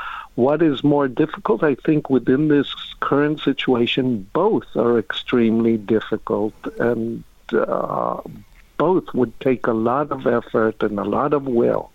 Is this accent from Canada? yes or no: no; Israel; accent: Middle Eastern; moved away as an adult; also born or lived in United States; now in United Kingdom; I was born and grew up in Israel. I did do my doctoral degree in the United States, so that's... But I'm Israeli.